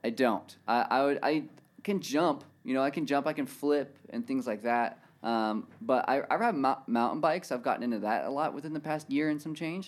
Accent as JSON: {"language": "English", "town": "Murrieta", "region": "California", "country": "United States", "said": "I'm from Marietta, California."}